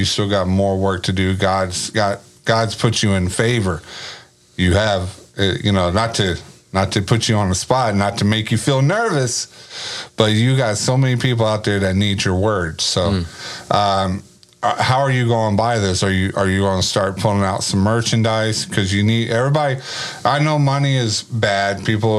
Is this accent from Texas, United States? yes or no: yes; Grand Prairie, Texas, United States; when I lived in Grand Prairie, because I'm from Grand Prairie. Okay. Originally born and raised, GP baby.